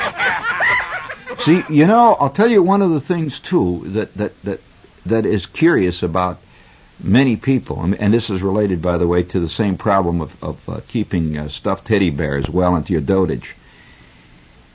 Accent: United States; I'm an American

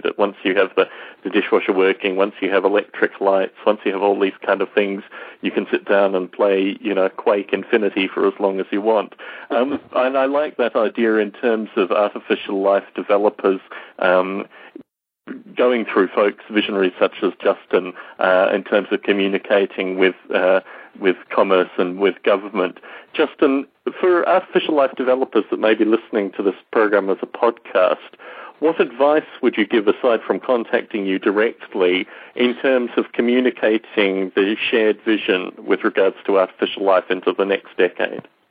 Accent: Australia; growing up in Australia

